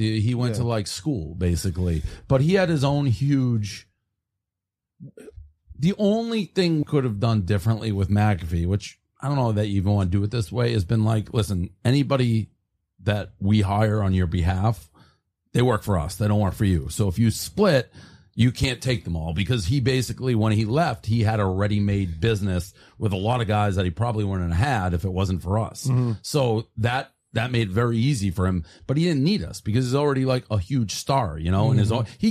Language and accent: English; Boston, Massachusetts, United States; when I grew up in Boston, that's when he was just locally in Boston.